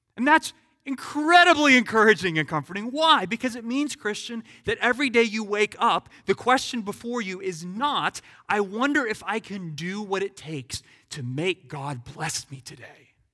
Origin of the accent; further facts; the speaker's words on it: United States; as an American.